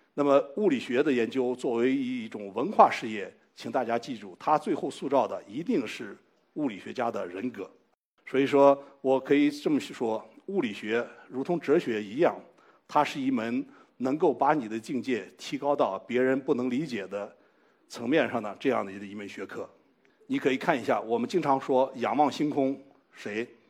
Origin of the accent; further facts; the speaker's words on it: China; 我们中国人用中文